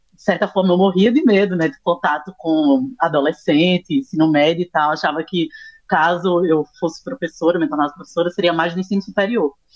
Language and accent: Portuguese; Recife, Pernambuco, Brazil; eu sou aqui de Recife Pernambuco